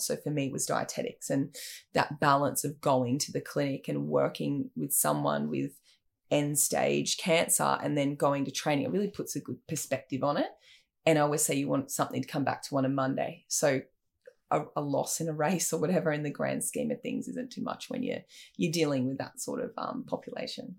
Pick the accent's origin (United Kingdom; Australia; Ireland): Australia; Sawtell, New South Wales; also born or lived in Brisbane; I grew up in Sawtelle in New South Wales, actually born in Brisbane